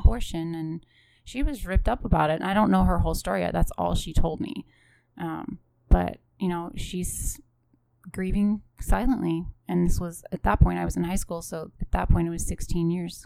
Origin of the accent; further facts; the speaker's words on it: Western Pennsylvania, United States; I come from Western Pennsylvania, so there's lots of farm animals